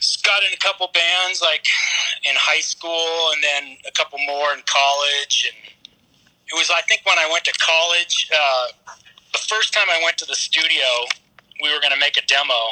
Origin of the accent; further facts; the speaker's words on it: Portland, Oregon, United States; moved away; also born or lived in Tacoma, Washington; I was born in Portland